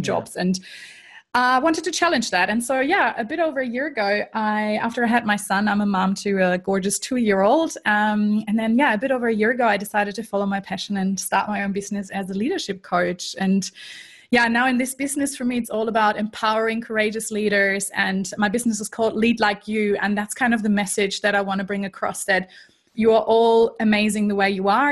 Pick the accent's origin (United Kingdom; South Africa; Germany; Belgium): Germany; accent: German; English is a second language; moved away as an adult; also born or lived in Canada / United States; now in Melbourne, Australia; I am actually German originally, so people might be able to tell from the accent that is still somewhere there. Um, and I grew up in Germany